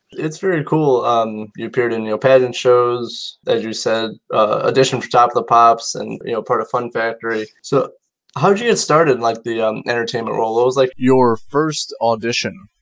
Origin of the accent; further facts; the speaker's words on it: Indiana, United States; me being from Indiana